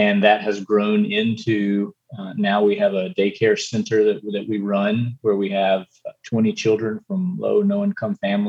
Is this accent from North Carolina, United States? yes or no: yes; Eastern North Carolina, United States; moved away as an adult; now in Costa Rica; I'm originally from Eastern North Carolina and grew up in a church